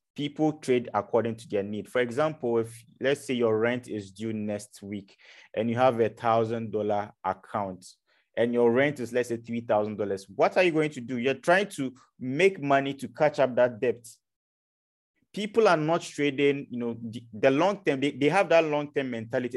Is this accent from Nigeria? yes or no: no; Ghana; moved away as an adult; now in Europe; I'm from Africa, so I'm from Ghana